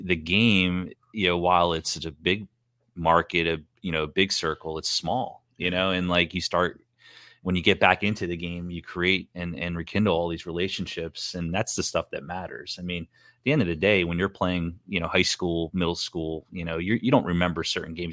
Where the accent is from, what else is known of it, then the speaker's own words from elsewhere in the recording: New Jersey, United States; growing up in Jersey